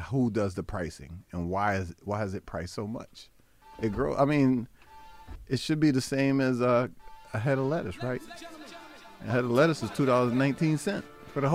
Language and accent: English; Boston, Massachusetts, United States; I'm a Bostonian